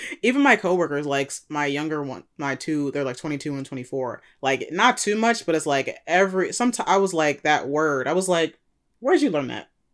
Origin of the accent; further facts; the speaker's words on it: United States; we're both born here